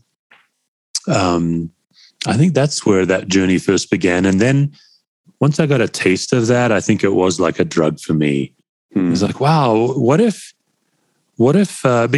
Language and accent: English; Australia; being an Aussie. You know, Aussies, we come from English stock.